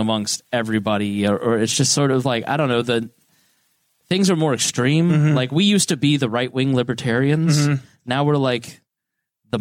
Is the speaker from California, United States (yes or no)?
no; Plainfield, Indiana, United States; I grew up privileged in Plainfield. We had the sixth largest house in Hendricks County